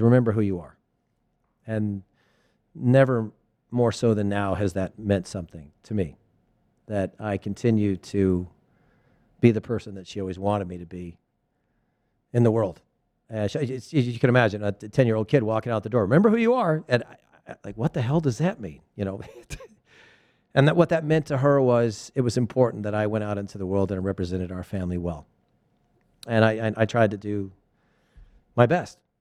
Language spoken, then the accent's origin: English; Thousand Oaks, California, United States; I'm from Thousand Oaks, Westlake Village, California